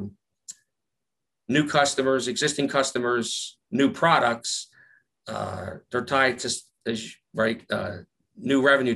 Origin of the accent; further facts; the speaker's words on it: Philadelphia, Pennsylvania, United States; accent: Philly; my Philly accent